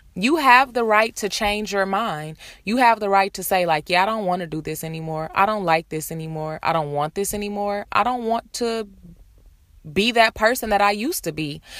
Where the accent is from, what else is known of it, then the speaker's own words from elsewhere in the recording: Detroit, Michigan, United States; moved away as an adult; now in Los Angeles, United States; I'm from Detroit. I'm live in LA. I've been in LA for four years